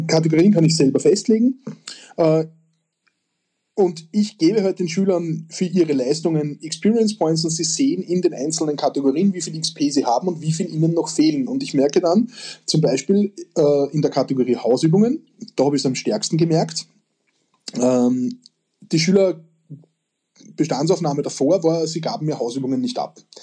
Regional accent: Austria; bei uns in Österreich

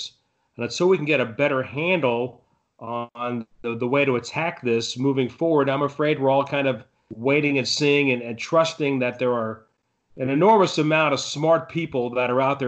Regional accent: Florida, United States; also born or lived in Brooklyn, New York; I was born in Brooklyn and raised in Florida.

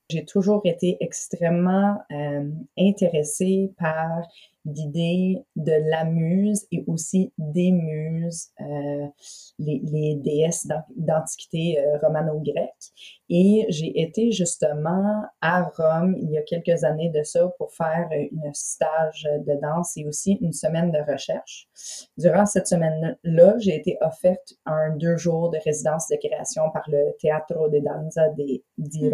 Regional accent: London, Ontario, Canada; also born or lived in Toronto, Canada / Montreal, Canada; now in Gaspé, Canada; j'ai été élevée à London, en Ontario

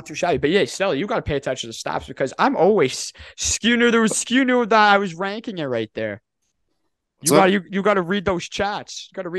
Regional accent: Canada; I'm Canadian.

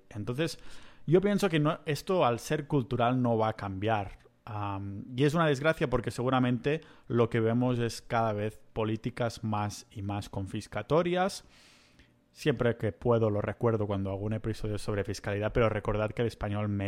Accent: Spain; moved away as an adult; Y es uno de los motivos por los que yo me fui de España. y uno de los motivos por los que no pienso volver

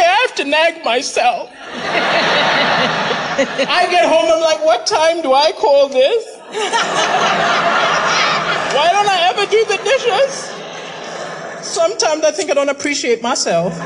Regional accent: Malawi; moved away as an adult; now in Manchester, United Kingdom; I'm from Malawi, but I live in Manchester.

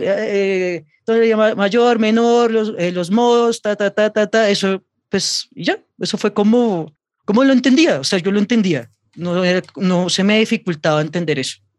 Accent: Bogotá, Colombia; soy cantautor bogotano

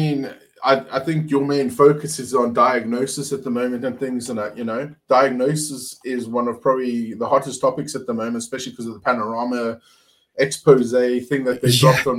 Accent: Cape Town, Western Cape, South Africa; So I'm from Cape Town, or the Western Cape originally.

